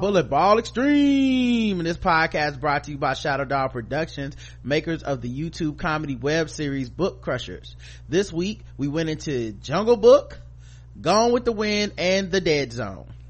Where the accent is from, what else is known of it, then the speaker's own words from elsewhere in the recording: Charlotte, North Carolina, United States; I'm from North Carolina, Charlotte, North Carolina